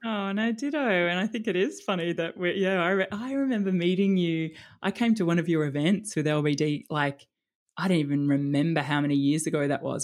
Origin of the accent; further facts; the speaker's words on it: Melbourne, Victoria, Australia; moved away as an adult; also born or lived in Sydney; now in Palm Beach, Sydney, Australia; grew up in Melbourne